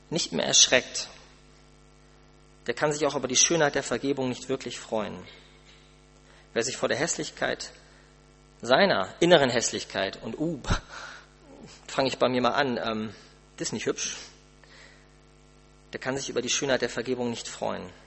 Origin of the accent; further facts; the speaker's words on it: Germany; Man muss doch, als Deutscher doch umso mehr, man muss doch irgendwas tun können.